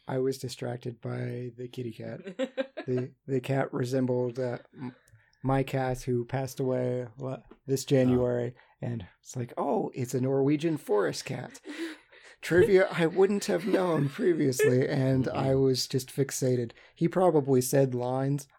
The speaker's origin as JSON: {"language": "English", "region": "West Virginia", "country": "United States", "said": "coming from West Virginia"}